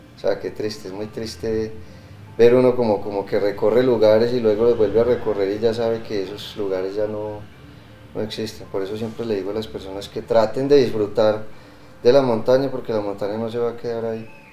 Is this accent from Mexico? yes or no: no; Colombia; En mi caso, ser colombiano